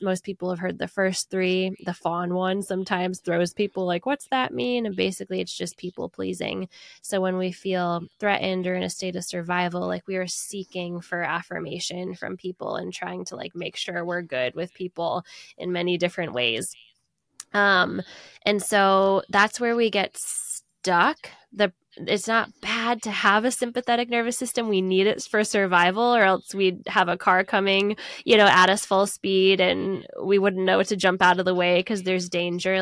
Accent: United States; I'm an American

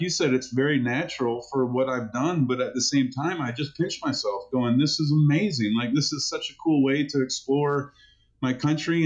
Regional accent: Asheville, North Carolina, United States; my hometown of Asheville

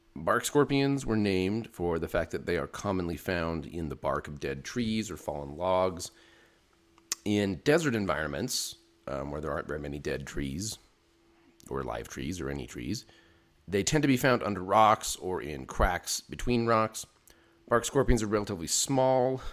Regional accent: Utah, United States; moved away as an adult; also born or lived in Arizona; now in New Mexico, United States; I grew up in Utah

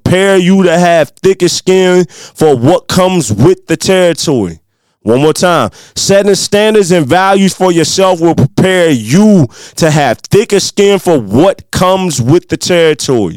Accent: Midwest, United States; accent: country; with my little country accent, you know, I'm a Midwest country boy

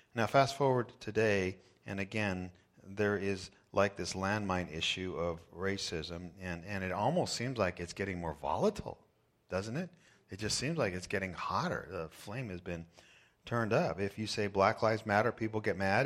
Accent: United States; born in America

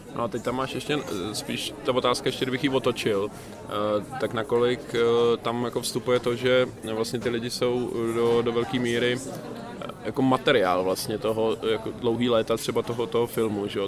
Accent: Mladá Boleslav, Central Bohemian Region, Czechia; u nás v Mladé Boleslavi v českém Detroitu

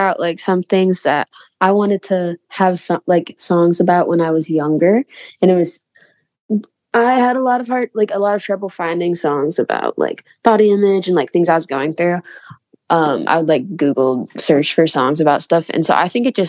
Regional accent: Indiana, United States; moved away as an adult; now in Nashville, United States; I'm from Indiana

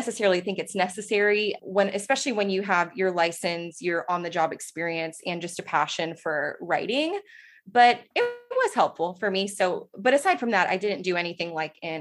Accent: Texas, United States; I'm from Texas, so I do know a bit of Spanish

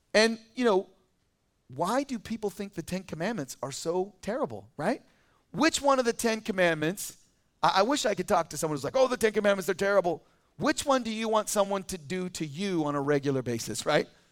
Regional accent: California, United States; also born or lived in Boise, Idaho; now in Idaho, United States; I lived in Idaho as a kid. I was born in Boise, and then I moved to California in first grade

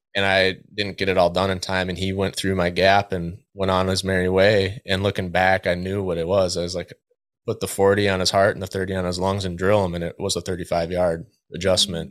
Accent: West Central Minnesota, United States; now in Twin Cities, United States; I grew up in West Central Minnesota

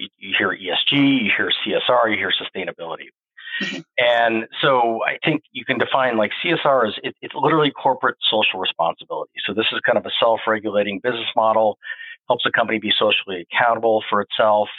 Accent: Phoenix, Arizona, United States; growing up in the Southwest and Phoenix

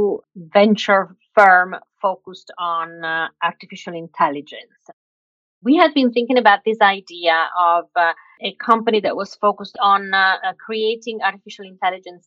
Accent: Milan, Lombardy, Italy; moved away as an adult; I was born and raised in Milan

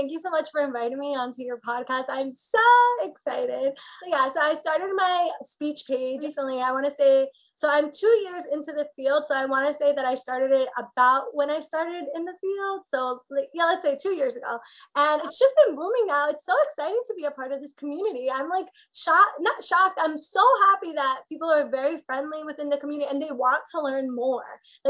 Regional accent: Portugal; first language Portuguese; English is a second language; So I learned, I learned Portuguese first, which is, I'm from Portugal and my parents instilled the language in me.

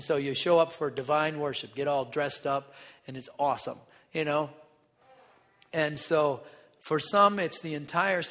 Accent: North Dakota, United States; I'm from North Dakota

